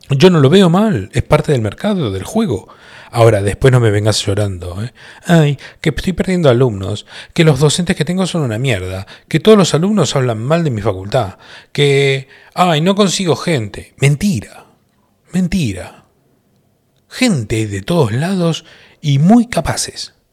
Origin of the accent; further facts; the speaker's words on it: Colombia; Yo como colombiano no entiendo muy bien